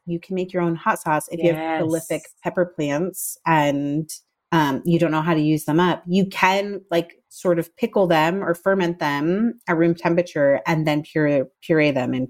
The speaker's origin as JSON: {"language": "English", "region": "the South", "country": "United States", "said": "I would not be a good Southerner? Did I even count as a Southerner? If I didn't say also pickled okra."}